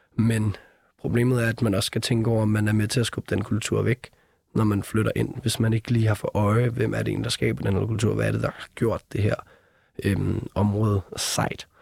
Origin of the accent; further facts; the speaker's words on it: Copenhagen, Capital Region of Denmark, Denmark; os, der var født og opvokset i København